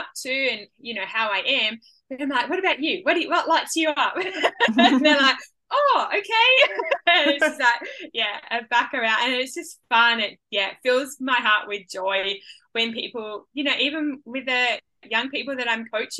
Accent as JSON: {"language": "English", "area": "Hunter Valley", "region": "New South Wales", "country": "Australia", "tie": "born or raised there", "moved": "yes", "lives_now": "Gold Coast, Australia", "said": "Growing up in the Hunter Valley, I loved it down there. I loved where I grew up because it was on a property."}